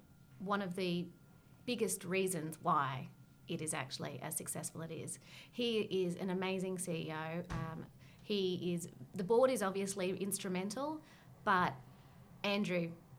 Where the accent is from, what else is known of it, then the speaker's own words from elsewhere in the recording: Lake Macquarie, New South Wales, Australia; I didn't grow up on country. I grew up on Lake Macquarie, which is a Wabikal country.